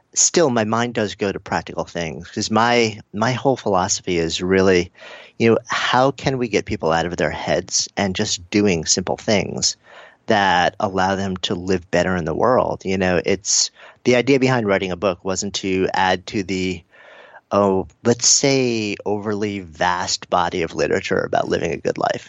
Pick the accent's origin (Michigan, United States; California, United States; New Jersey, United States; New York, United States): New York, United States; I'm a New Yorker also